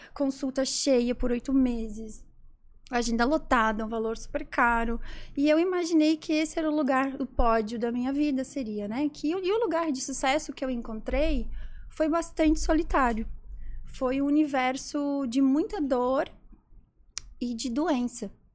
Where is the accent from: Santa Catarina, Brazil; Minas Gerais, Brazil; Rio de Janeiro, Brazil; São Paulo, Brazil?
Santa Catarina, Brazil; interior of; sou do interior de Santa Catarina